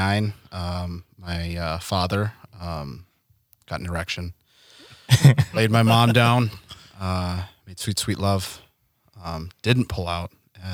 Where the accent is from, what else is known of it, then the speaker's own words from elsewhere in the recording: Mole Lake, Wisconsin, United States; moved away as an adult; also born or lived in Milwaukee; now in Minneapolis, United States; Grew up, born and raised in Mole Lake, Wisconsin, on the reservation.